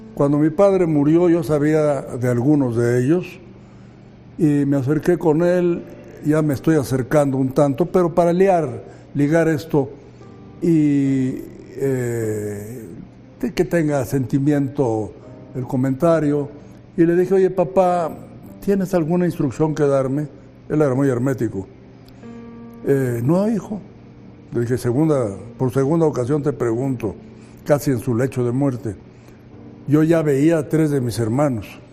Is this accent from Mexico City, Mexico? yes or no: yes; Mexico City, Mexico; Y yo nací en 35 en la Ciudad de México, eh, en un ambiente familiar eh, de clase media, eh, como tantos había entonces en la Ciudad de México